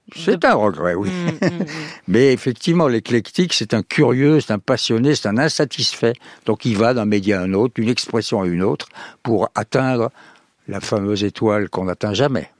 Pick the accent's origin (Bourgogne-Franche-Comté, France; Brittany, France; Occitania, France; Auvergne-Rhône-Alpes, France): Occitania, France; Montauban; le pays, ça serait le sud-ouest, ça serait mon pays natal